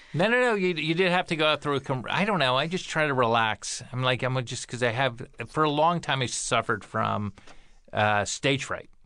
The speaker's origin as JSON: {"language": "English", "region": "East Coast", "country": "United States", "said": "I'm from the East Coast"}